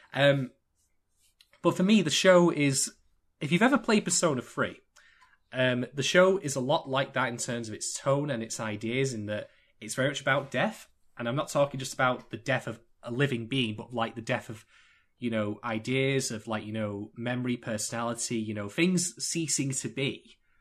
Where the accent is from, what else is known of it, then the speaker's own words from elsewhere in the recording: United Kingdom; I am indeed British